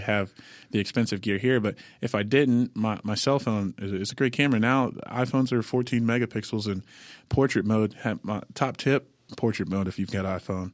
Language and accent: English; Sarasota, Florida, United States; now in Nashville, United States; I'm originally from Sarasota, Florida, uh, but uh, I've been here in Nashville 13 years